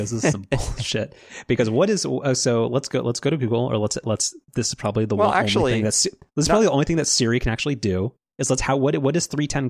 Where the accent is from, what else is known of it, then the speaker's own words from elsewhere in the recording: United States; I'm an American